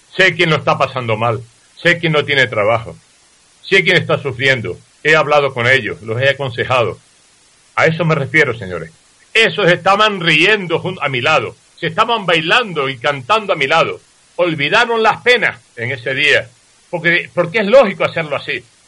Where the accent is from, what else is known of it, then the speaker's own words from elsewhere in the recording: Tazacorte, Canary Islands, Spain; Ese es mi pueblo.